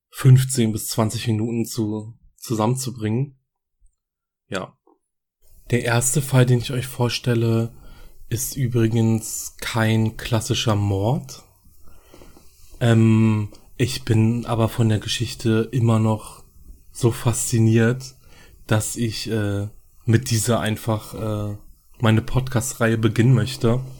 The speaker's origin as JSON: {"language": "German", "region": "Berlin", "country": "Germany", "said": "ich komme aus Berlin."}